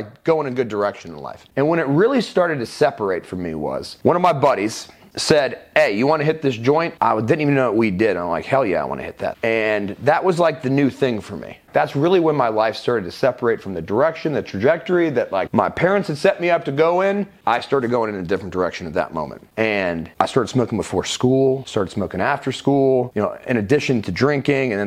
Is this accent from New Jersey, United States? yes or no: no; Roswell, Georgia, United States; also born or lived in West Palm Beach, Florida / Wellington, Florida; We moved to Atlanta when I was 5, specifically Roswell